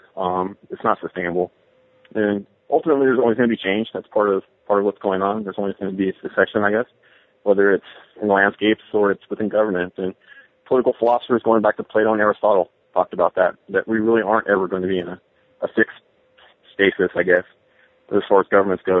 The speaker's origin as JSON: {"language": "English", "area": "San Francisco Bay Area, Alameda County", "region": "California", "country": "United States", "tie": "born or raised there", "said": "I grew up in the San Francisco Bay Area, uh, in Alameda County"}